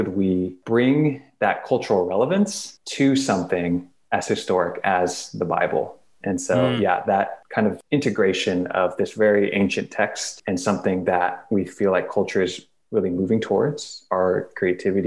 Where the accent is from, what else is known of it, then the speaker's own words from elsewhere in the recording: Torrance, California, United States; I grew up in Torrance by the beach